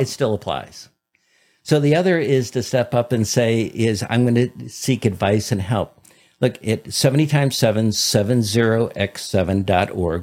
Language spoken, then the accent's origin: English; Detroit, Michigan, United States; growing up in Detroit.